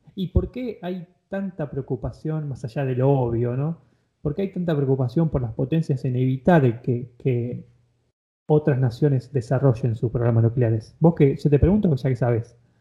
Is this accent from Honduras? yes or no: no; Argentina; yo como argentino